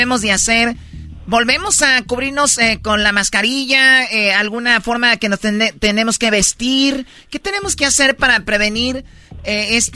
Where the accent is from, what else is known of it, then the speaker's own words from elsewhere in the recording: Michoacán, Mexico; como yo soy de Michoacán y nos gusta tomar